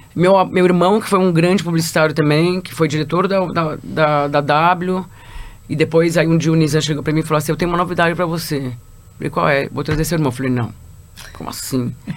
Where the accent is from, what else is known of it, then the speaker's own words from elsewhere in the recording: São Paulo, Brazil; Eu sou de São Paulo